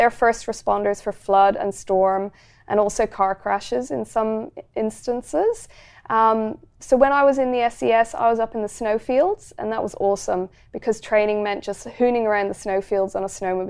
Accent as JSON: {"language": "English", "country": "Ireland", "lives_now": "Australia", "said": "Oh, wow. Okay. Well, I'm Irish."}